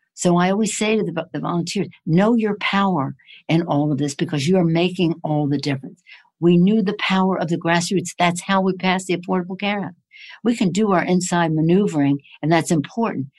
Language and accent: English; Maryland, United States; moved away; I'm from Maryland originally